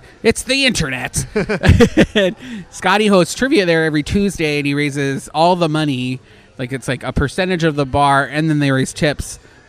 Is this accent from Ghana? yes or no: no; Canada; moved away; I am Canadian. I did have a trap line when I was a kid.